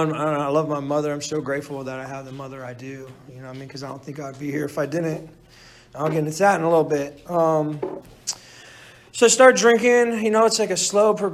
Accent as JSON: {"language": "English", "town": "Orlando", "region": "Florida", "country": "United States", "tie": "born or raised there", "moved": "yes", "said": "I grew up in Orlando, Florida, too. So I'm 3,000 miles away from, you know, where I grew up"}